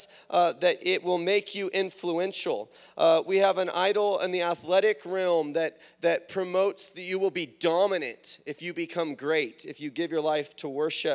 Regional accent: United States; as American Christians in the 21st century

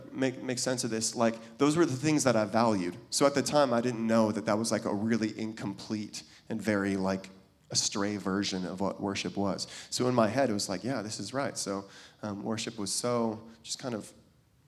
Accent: Kirkland, Washington, United States; I grew up in Seattle, and a little, if anybody knows Kirkland

